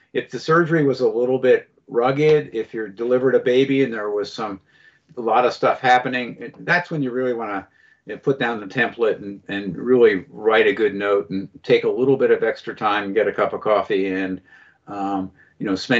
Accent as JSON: {"language": "English", "town": "Philadelphia", "region": "Pennsylvania", "country": "United States", "said": "I'm from Philadelphia"}